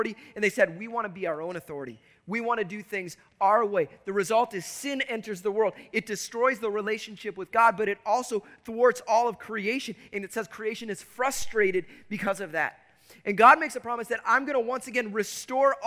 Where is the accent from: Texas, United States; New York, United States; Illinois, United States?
Illinois, United States; Chicago; I grew up in Chicago.